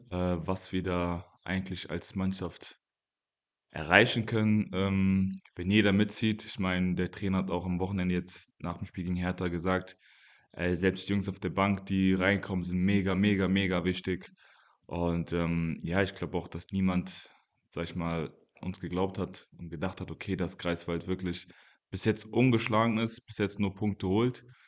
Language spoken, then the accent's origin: German; Mainz, Rhineland-Palatinate, Germany; also born or lived in Congo; ich bin in Kongo geboren, äh, bin aber auch sehr früh nach Mainz gezogen mit meinen Eltern